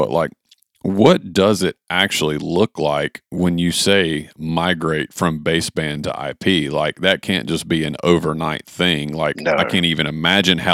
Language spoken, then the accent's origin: English; United States; a white boy from America